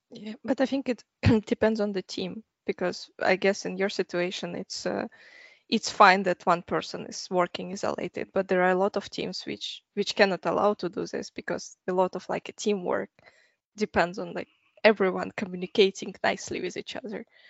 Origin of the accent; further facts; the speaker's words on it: Russia; moved away as an adult; also born or lived in Canada; now in Stockholm, Sweden; I'm from Russia, so I started my career in Russia